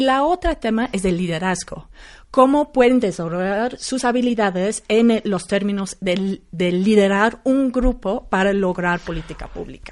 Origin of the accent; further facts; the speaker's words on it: London, United Kingdom; Spanish is a second language; now in Mexico; Yo soy de Londres.